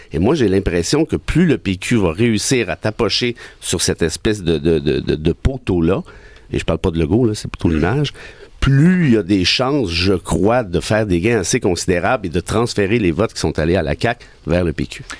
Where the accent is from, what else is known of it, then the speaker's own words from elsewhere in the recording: Mont-Laurier, Quebec, Canada; moved away; je, reste en contact avec ma région natale, à Mont-Laurier